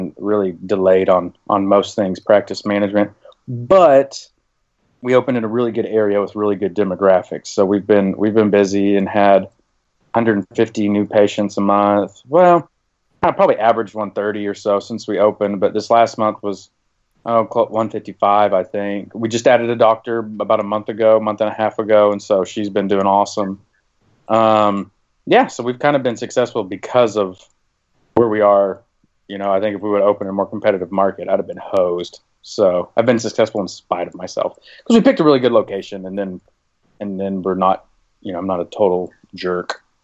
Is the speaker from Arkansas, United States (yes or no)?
yes; Siloam Springs, Arkansas, United States; moved away as an adult; also born or lived in Kansas City / Oklahoma City; I'm from Arkansas. I grew up in a little town called Siloam Springs, Arkansas